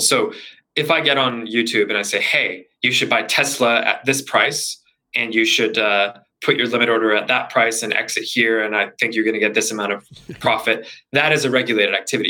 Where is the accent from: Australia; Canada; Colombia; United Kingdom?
Canada; also born or lived in Vancouver; I'm originally Canadian